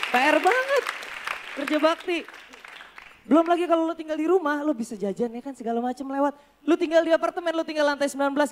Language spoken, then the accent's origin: Indonesian; Jakarta, Indonesia; Jadi gue lahir dan dibesarkan di Jakarta.